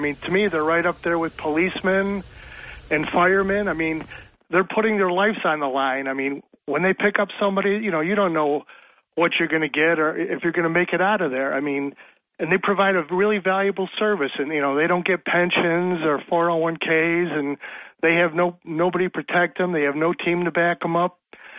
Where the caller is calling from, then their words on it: Dickinson, New York, United States; from town of Dickinson.